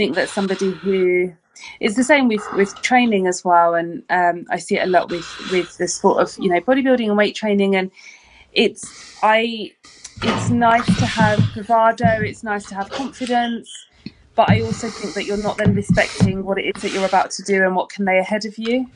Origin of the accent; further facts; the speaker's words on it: London, United Kingdom; now in Brighton, United Kingdom; I am actually from London originally. I'm from East London, and the secondary school that I attended